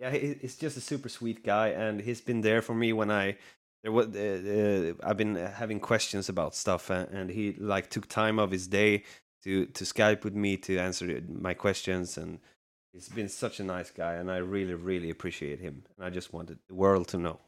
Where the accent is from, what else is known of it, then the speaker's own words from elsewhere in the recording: Sweden; Sweden, so you're very close to my home country